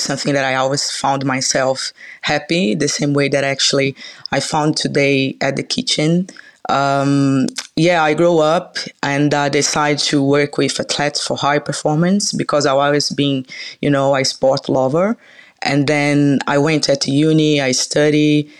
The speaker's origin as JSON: {"language": "English", "region": "Minas Gerais", "country": "Brazil", "tie": "born or raised there", "said": "I'm from Minas Gerais. They usually say it's the hometown of food in Brazil. So basically, the famous dishes that people know about, like feijoada, pão de queijo, doce de leite, came from Minas Gerais, where I came from. So yeah, I grew up there."}